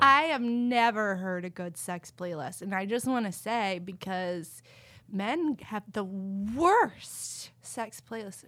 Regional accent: Texas, United States; I grew up in Texas

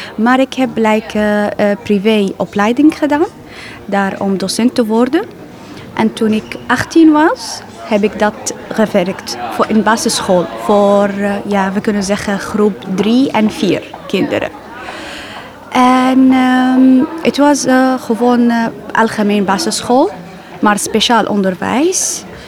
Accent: Aleppo, Aleppo Governorate, Syria; Dutch is a second language; moved away as an adult; now in Netherlands; Eh, ik kom uit Syrië, eh, Aleppo. Eh, dit is mijn stad.

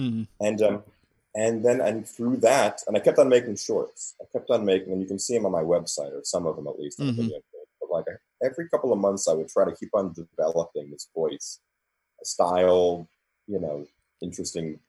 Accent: New York City, New York, United States; I grew up in New York. I grew up in Queens

